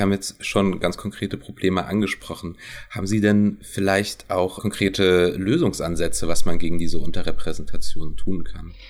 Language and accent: German; Saxony-Anhalt, Germany; now in Leipzig, Germany; ich bin in Deutschland, genauer in Sachsen-Anhalt geboren